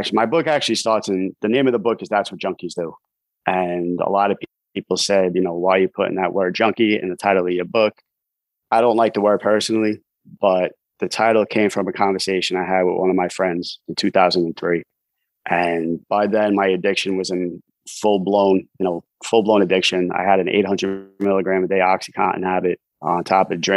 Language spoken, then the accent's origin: English; New York City, New York, United States; also born or lived in Staten Island, New York; I'm from New York City. I grew up in Brooklyn, New York.